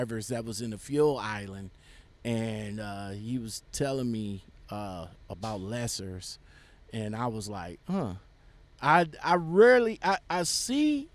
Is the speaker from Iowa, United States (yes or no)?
no; Cleveland, Ohio, United States; I was born and raised in Cleveland